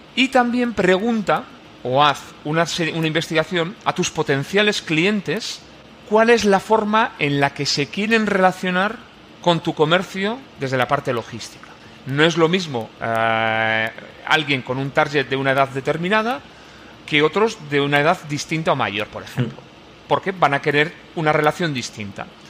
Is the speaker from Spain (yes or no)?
yes; Irún, Basque Country, Spain; Yo soy de Irún